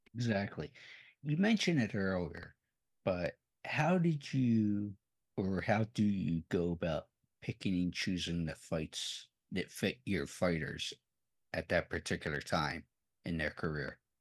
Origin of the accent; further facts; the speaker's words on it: Philadelphia, Pennsylvania, United States; I'm from the Philadelphia area